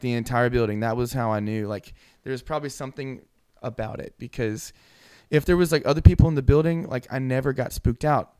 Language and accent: English; Houston, Texas, United States; moved away as an adult; I'm from Houston